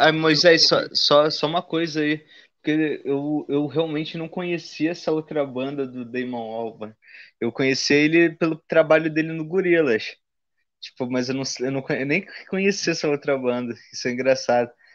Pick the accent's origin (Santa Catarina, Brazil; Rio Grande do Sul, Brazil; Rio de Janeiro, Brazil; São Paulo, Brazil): Rio de Janeiro, Brazil; como carioca